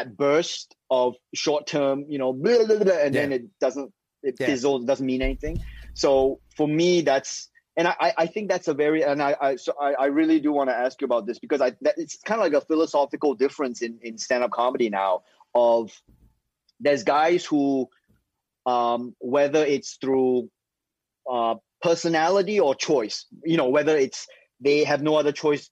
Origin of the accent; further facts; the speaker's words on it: Singapore; now in United States; So in Singapore, I was growing up in Singapore